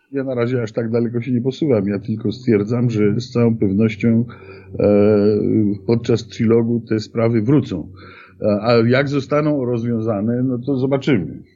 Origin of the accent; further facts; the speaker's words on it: Poland